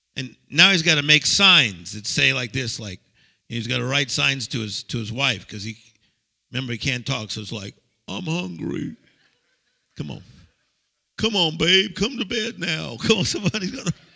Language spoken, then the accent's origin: English; United States; I'm from America